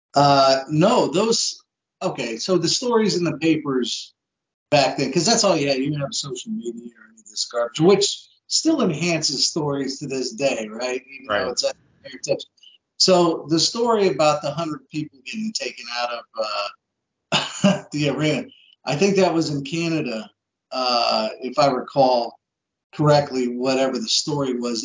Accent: Columbus, Ohio, United States; that's where I grew up

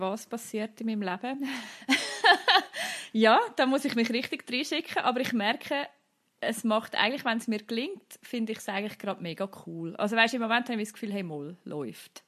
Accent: Central Switzerland, Switzerland; bei uns in der Innerschweiz

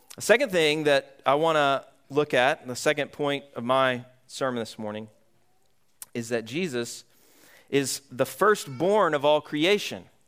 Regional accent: Atlanta, Georgia, United States; now in Vermont, United States; Growing up in Georgia, I grew up in, uh, metro Atlanta area.

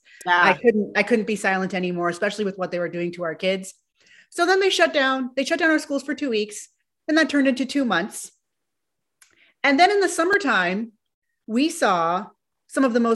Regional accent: California, United States; I'm from California

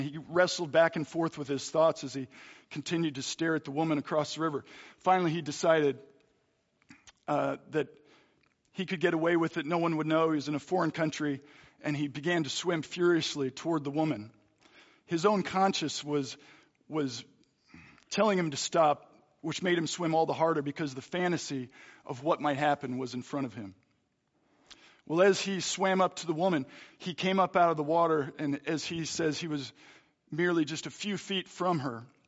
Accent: Philadelphia, Pennsylvania, United States; moved away; also born or lived in Hutchinson; I'm from Philadelphia

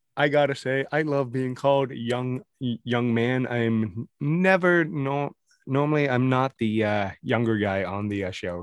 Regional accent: Welland, Ontario, Canada; I was born in Welland on Ontario

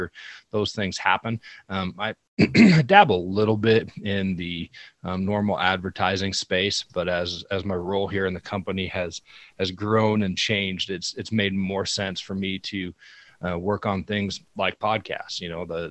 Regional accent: Rock Springs, Wyoming, United States; I grew up in Rock Springs

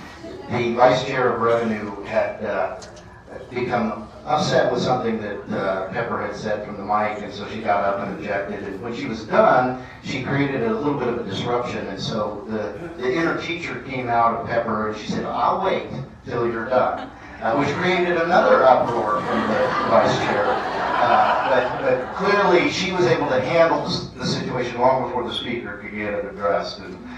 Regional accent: Cheyenne, Wyoming, United States; I'm from Cheyenne, Wyoming.

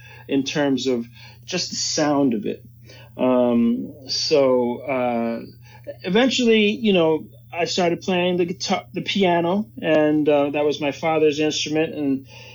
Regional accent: New York City, New York, United States; I was born in New York City, 1964, and, my parents were musicians. Grew up listening to a lot

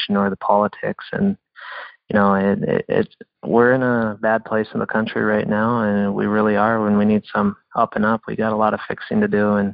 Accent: North Dakota, United States; I grew up in North Dakota on a farm and ranch up there

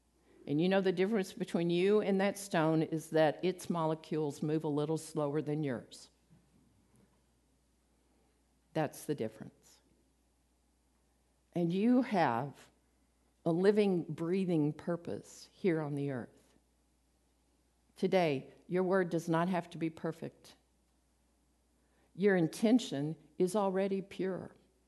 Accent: Midland, United States; from Midland, so.

